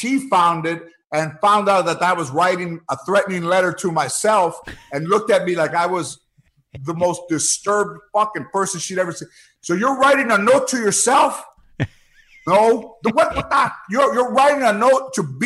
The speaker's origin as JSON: {"language": "English", "town": "Los Angeles", "region": "California", "country": "United States", "tie": "born or raised there", "also_born_or_lived": "Lanai, Hawaii", "said": "I grew up in the San Fernando Valley in this track home right by Brand Park, right by the 5 Freeway in San Fernando Mission"}